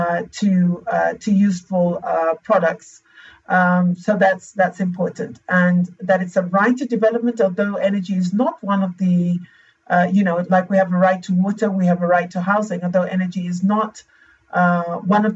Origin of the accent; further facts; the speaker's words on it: Zambia; also born or lived in The Hague, Netherlands; my home country, Lusaka, Zambia